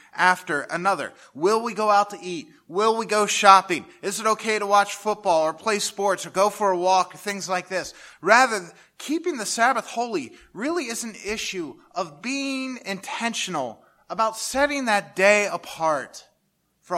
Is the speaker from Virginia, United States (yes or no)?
no; Lancaster County, Pennsylvania, United States; moved away as an adult; The church I grew up in Lancaster County, Pennsylvania, Westminster Presbyterian Church